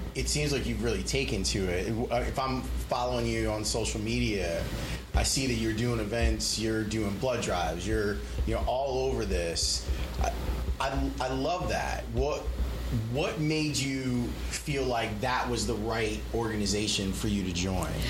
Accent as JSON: {"language": "English", "town": "Chicago", "region": "Illinois", "country": "United States", "tie": "born or raised there", "said": "I grew up here in Chicago."}